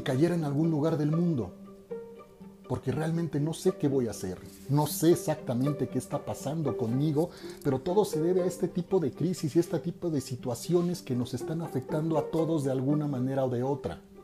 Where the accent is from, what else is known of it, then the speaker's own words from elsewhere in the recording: Mexico; soy un hombre mexicano